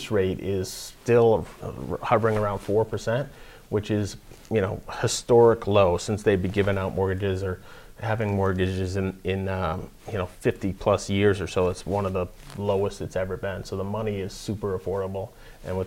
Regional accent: Nashua, New Hampshire, United States; also born or lived in Henniker, New Hampshire; I'm from Nashua. Born and raised.

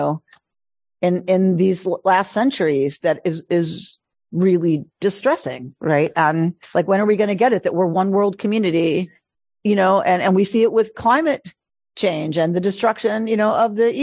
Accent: United States; I love being American. I love America. I am a patriot.

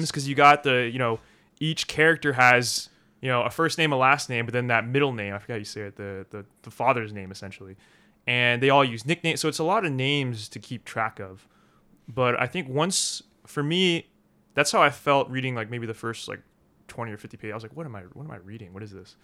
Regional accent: Philadelphia, Pennsylvania, United States; also born or lived in Korea; now in Rome, Italy; My parents, they adopted me from Korea. They lived in Philadelphia at the time

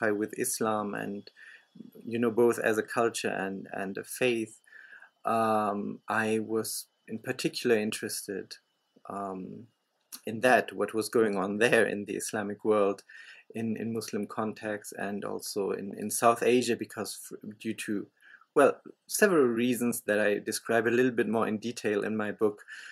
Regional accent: Germany; I grew up in Germany, and I still live in Germany

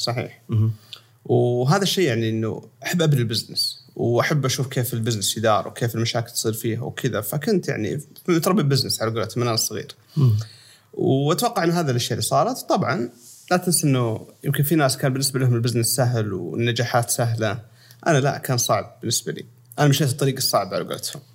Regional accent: Sakaka, Al Jawf Province, Saudi Arabia; moved away as an adult; also born or lived in Los Angeles, United States / United Arab Emirates / Riyadh; انا من مواليد اشكاك الجوف و بالفتره هذه قبل لحد ما وصلت الجامعه وانا في سكاكه

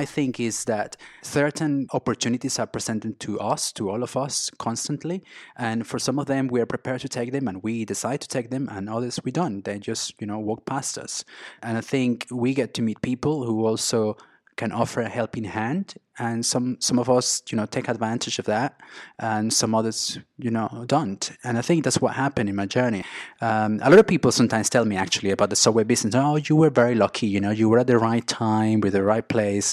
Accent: Venezuela; English is a second language; moved away as an adult; also born or lived in Mexico / Spain / London; I grew up in Venezuela, in South America

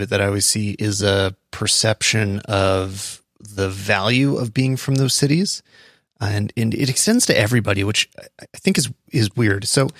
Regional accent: Calgary, Alberta, Canada; I'm from Calgary, but I spend most of my time on airplanes and in other bigger cities.

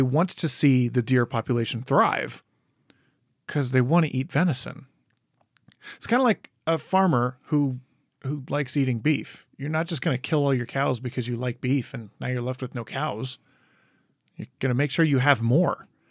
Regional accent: Michigan, United States; moved away; also born or lived in Wisconsin; I grew up in Michigan

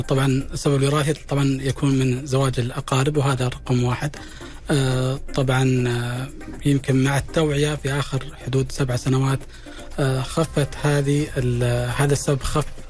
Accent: Saudi Arabia; عندنا في المملكة العربية السعودية

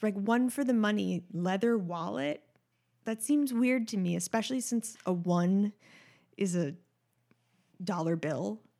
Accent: New York City, New York, United States; I grew up in Manhattan

